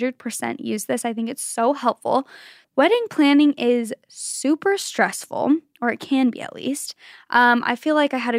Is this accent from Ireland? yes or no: no; Germany; English is a second language; I'm from Germany, and here it is very normal to set up the tree on Christmas Eve or just a couple of days before.